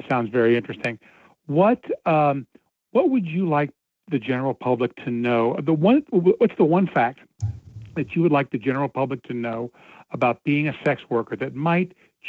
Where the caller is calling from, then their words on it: Cincinnati, Ohio, United States; from Cincinnati.